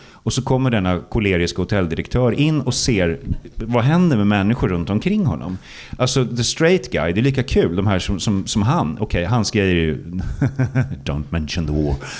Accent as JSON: {"language": "Swedish", "town": "Stockholm", "region": "Stockholm County", "country": "Sweden", "tie": "born or raised there", "said": "Blackeberg då, förorten där jag växte upp"}